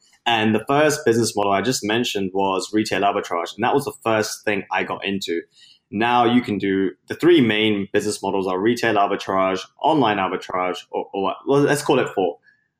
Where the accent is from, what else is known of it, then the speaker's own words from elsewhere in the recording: London, United Kingdom; now in United States; So I was born in London and now based in the US, but I had my start there. I was born and raised in the UK, hence the accent that I'm hoping people can recognize, because I'm losing it.